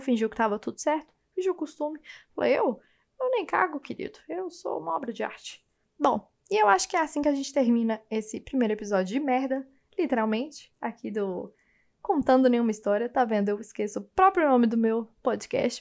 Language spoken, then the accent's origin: Portuguese; Goiânia, Goiás, Brazil; now in São Paulo, Brazil; agora eu tô morando em São Paulo, mas eu sou de Goiânia. Acho que você pode perceber pelo jeito que eu falo